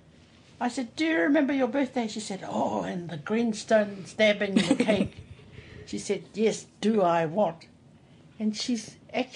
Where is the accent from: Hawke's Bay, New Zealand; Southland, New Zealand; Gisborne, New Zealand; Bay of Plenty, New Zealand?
Gisborne, New Zealand; Rangitukia; I was born here in Rangitukia, but I wasn't born in this house